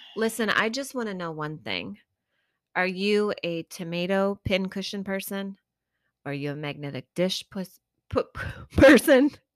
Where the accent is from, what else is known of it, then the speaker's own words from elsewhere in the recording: Midwest, United States; I grew up here in the Midwest, not in Wisconsin